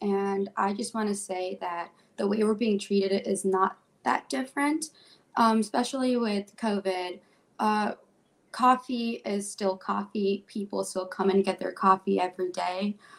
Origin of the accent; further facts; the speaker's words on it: New Jersey, United States; now in Detroit, United States; I'm not originally from Detroit. I moved here from New Jersey. And when I came to Detroit, it was because of the culture and the art.